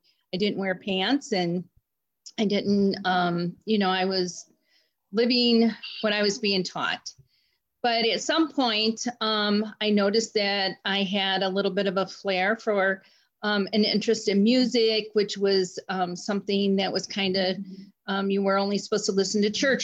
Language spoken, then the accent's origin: English; Cleveland, Ohio, United States; I am from Cleveland, Ohio, born and raised there